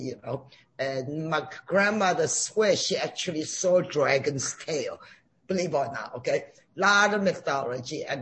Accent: China; now in United States; I grew up in China

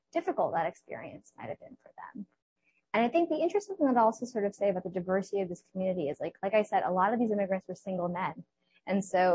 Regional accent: New York City, New York, United States; growing up in Queens

